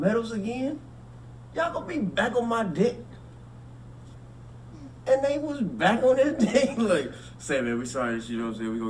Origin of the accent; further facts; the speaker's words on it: North Carolina, United States; I'm from North Carolina, bro.